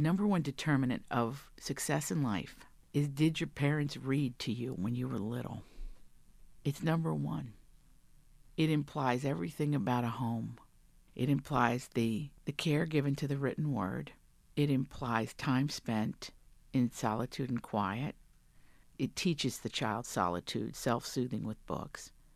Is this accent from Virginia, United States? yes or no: yes; Big Stone Gap, Virginia, United States; moved away; I'm from Virginia, the Great Southwest of Virginia, that, that corner.